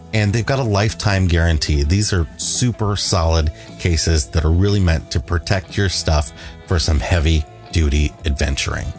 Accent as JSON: {"language": "English", "country": "United States", "tie": "born or raised there", "said": "I grew up on the Mississippi."}